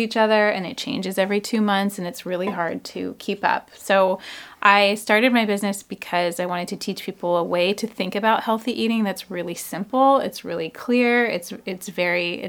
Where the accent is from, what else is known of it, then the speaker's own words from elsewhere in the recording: Issaquah, Washington, United States; now in Seattle, United States; I grew up in Issaquah.